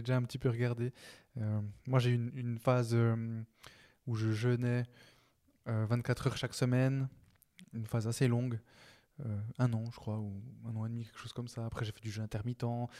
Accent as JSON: {"language": "French", "region": "Neuchâtel", "country": "Switzerland", "said": "je suis de Neuch"}